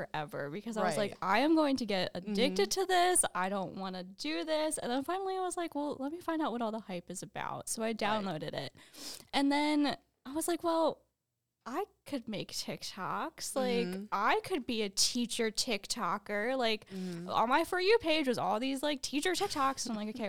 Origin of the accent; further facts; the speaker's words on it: New Jersey, United States; I am from New Jersey, so I went to a college in New Jersey called Stockton University.